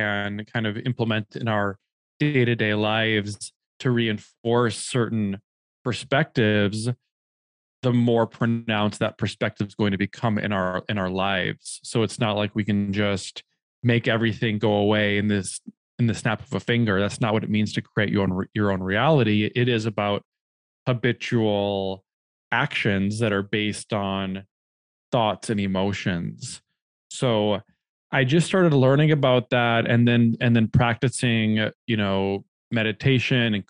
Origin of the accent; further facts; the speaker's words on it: Minnesota, United States; moved away as an adult; now in New York City, United States; I grew up in Minnesota in the Midwest